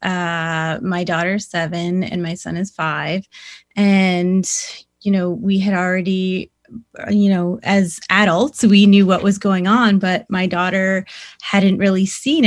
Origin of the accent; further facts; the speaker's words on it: Six Nations Reserve, Ontario, Canada; I grew up on the Six Nations Reserve